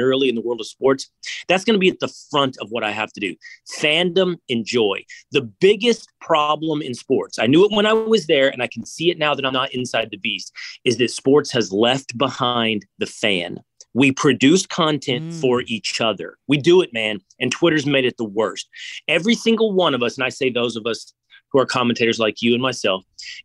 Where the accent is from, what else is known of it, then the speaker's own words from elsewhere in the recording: outside of Dallas, Texas, United States; moved away as an adult; I grew up outside of Dallas